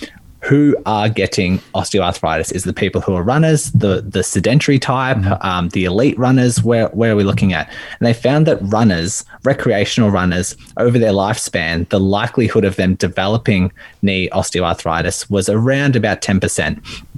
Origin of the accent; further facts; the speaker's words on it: Melbourne, Victoria, Australia; I'm from Melbourne, Australia.